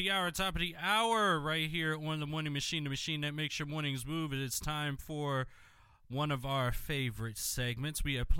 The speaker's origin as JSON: {"language": "English", "town": "Philadelphia", "region": "Pennsylvania", "country": "United States", "tie": "born or raised there", "said": "my hometown and should be your favorite city as well? We hope it is Philadelphia, Pennsylvania."}